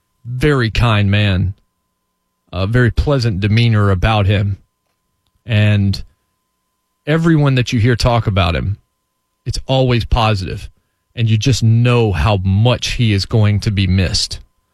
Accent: Virginia, United States; also born or lived in North Carolina; but I didn't grow up in Tennessee. I grew up in Virginia, then in North Carolina.

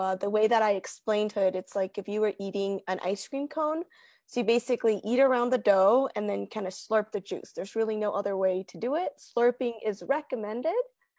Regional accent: Bolivia; now in United States; And I was just surprised of when I came from Bolivia in 1999 that there were just a couple of restaurants in Virginia

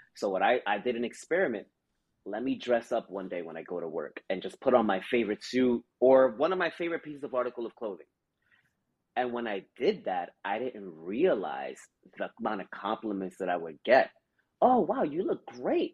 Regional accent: New York City, New York, United States; growing up in the Bronx, we would have the four train um, right by my window

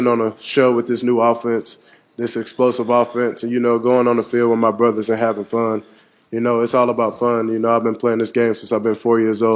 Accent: Saraland, Alabama, United States; moved away; growing up in Saraland, Alabama

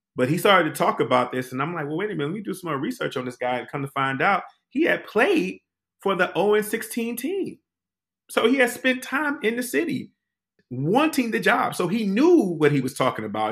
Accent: Detroit, Michigan, United States; now in Washington, D.C., United States; a native Detroiter, born and raised on the West Side

